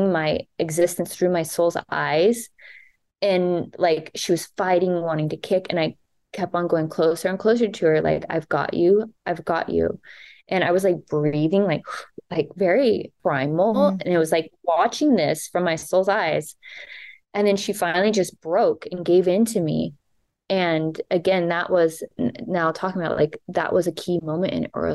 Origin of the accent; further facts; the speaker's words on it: Texas, United States; grew up in Texas where religion was a huge thing